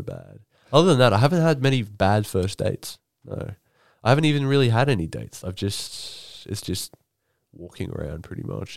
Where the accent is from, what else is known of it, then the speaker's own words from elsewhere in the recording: Rockhampton, Queensland, Australia; moved away; I'm from, you know, Rockhampton